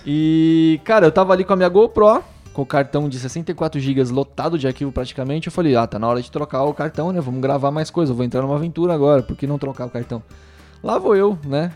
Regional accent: Brazil; também sou do Brasil

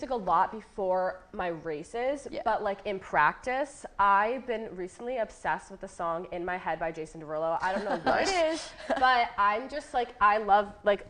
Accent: Dallas, Pennsylvania, United States; moved away; I'm from Dallas, Pennsylvania. So not Dallas, Texas, PA.

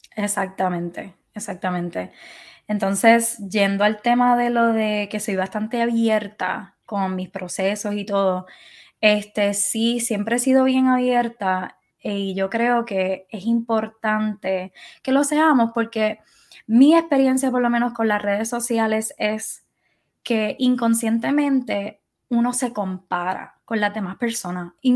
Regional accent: Puerto Rico; moved away as an adult; yo decidí irme de Puerto Rico

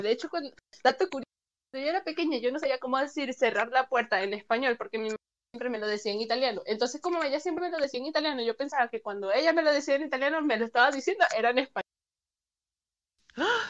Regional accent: Paraguaná Peninsula, Falcón, Venezuela; moved away; mi pueblo natal, porque sí, yo soy de pueblo, por así decirlo. Yo soy de la península de Falcón

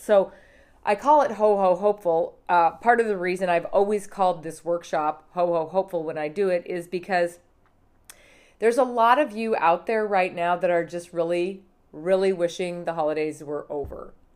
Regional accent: Montana, United States; I grew up in Montana

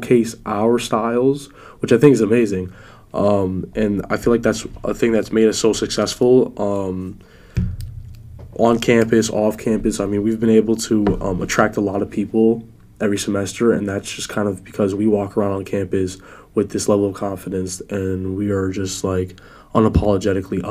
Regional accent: New York City, New York, United States; now in Florida, United States; I reign from New York City. I was born in the Bronx, and I was raised in and out of the city.

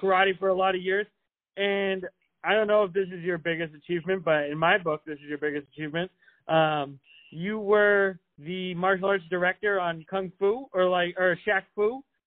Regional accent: New England, United States; I'm from New England, and I'm like, a, I'm a fast talker, even for someone from New England

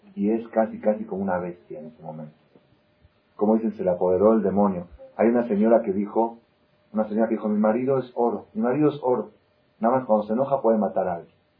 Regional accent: Argentina; also born or lived in Israel; now in Mexico; yo nací en Argentina, estudié 10 años en Israel y me casé con una mexicana

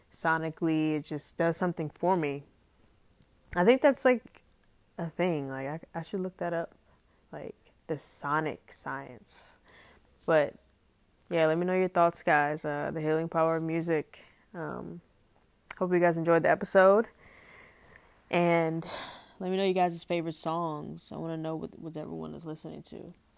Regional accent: New York City, New York, United States; growing up in Harlem, growing up in New York

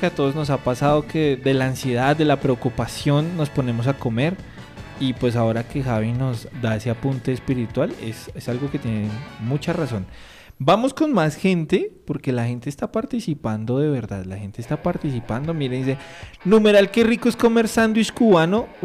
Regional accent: Pasto, Nariño, Colombia; yo soy pastuso.

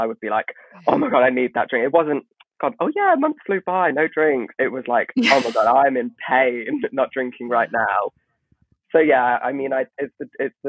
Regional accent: Nuneaton, West Midlands, United Kingdom; moved away as an adult; now in London, United Kingdom; I come from the Midlands, by the way, from a very, very regional village

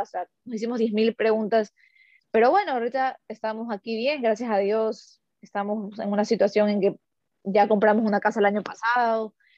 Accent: Ecuador; first language Spanish; moved away as an adult; somos ecuatorianos

